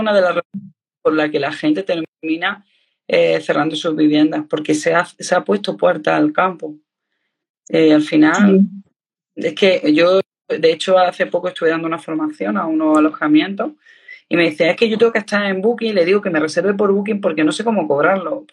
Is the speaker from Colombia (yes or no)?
no; Andalusia, Spain; yo soy andaluza